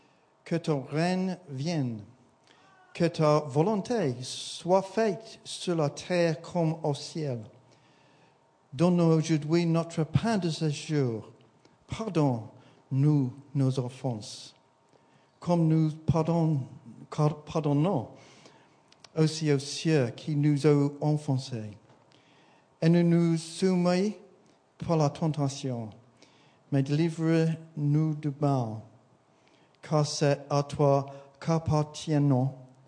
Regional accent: England, United Kingdom; accent: English; you'll have to excuse my English accent.

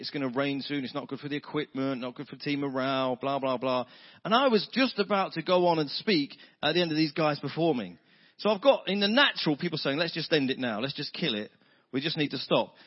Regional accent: United Kingdom; I'm British

